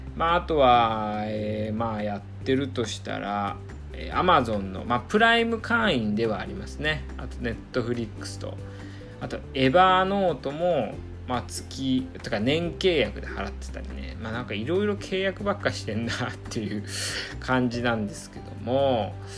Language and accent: Japanese; Iwate, Japan; moved away; 僕のねあの地元の岩手もまあ、もちろんね東北なんで